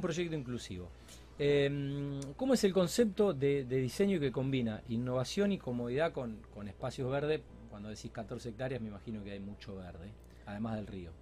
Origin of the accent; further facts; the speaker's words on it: Alcorta, Santa Fe, Argentina; un barrio eh, eh, desarrollado por Pecán que nuestro propio pueblo natal